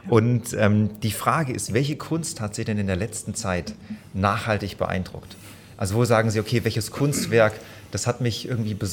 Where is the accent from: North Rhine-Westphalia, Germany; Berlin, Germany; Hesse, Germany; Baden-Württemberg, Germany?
Baden-Württemberg, Germany; Baden-Baden; gebürtiger Baden-Badener, deswegen ist sehr, sehr sympathisch.